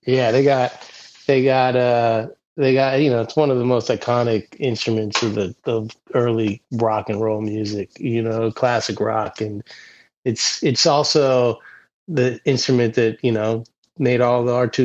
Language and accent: English; Round Top, Pennsylvania, United States; a really small little ski hill in my hometown where I grew up